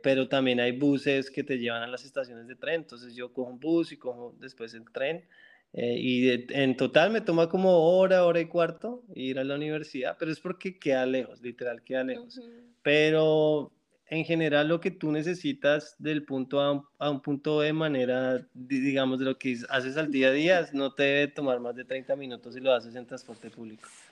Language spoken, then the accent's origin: Spanish; Colombia; moved away as an adult; now in Canada; como colombiano